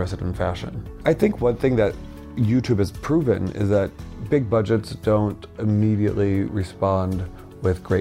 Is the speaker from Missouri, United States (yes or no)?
yes; St. Louis, Missouri, United States; moved away as an adult; also born or lived in New York; Born and raised in St. Louis, Missouri